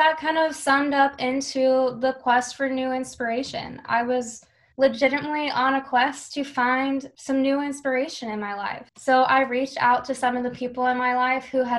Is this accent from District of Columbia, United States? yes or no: no; Buhler, Kansas, United States; also born or lived in Hutchinson, Kansas; I'm actually from Bueller or Hutchinson, Kansas. I went to Bueller High School